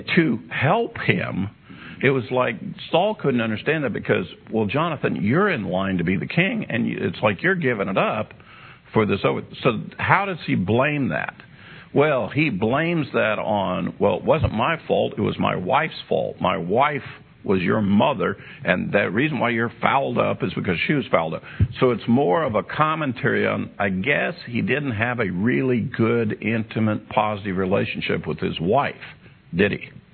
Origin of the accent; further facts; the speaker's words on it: United States; I'm an American. I speak American English.